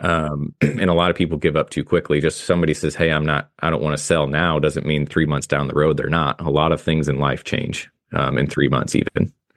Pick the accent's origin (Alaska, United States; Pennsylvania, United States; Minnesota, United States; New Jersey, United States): Alaska, United States; Soldotna; now in St. Louis, United States; I'm from Kenai in Soldotna, which is on the Kenai S, Kenai Peninsula, just south of Anchorage.